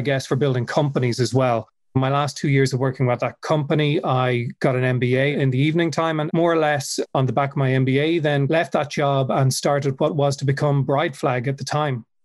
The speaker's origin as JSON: {"language": "English", "town": "Dublin", "region": "Leinster", "country": "Ireland", "said": "I'm originally from Dublin, which is where I still live"}